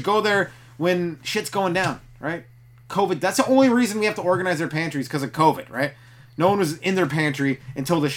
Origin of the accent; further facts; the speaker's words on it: Canada; I'm from Canada